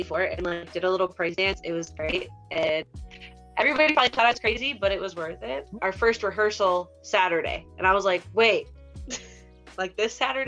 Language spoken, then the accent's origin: English; St. Paul, Minnesota, United States; the St. Paul show, because it was my hometown